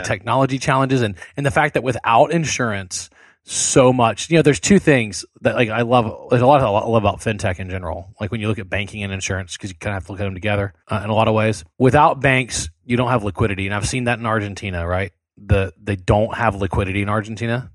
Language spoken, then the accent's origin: English; South Louisiana, United States; I grew up in South Louisiana